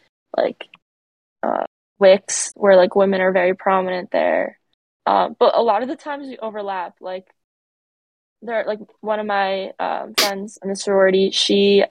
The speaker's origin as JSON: {"language": "English", "town": "Brick", "region": "New Jersey", "country": "United States", "tie": "born or raised there", "also_born_or_lived": "Newark, New Jersey", "moved": "as an adult"}